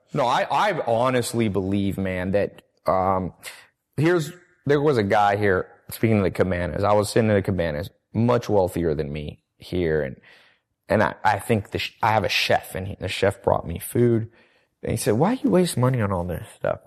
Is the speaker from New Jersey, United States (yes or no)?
no; Long Beach, California, United States; also born or lived in North Carolina / San Diego; I'm from Long Beach, ghetto part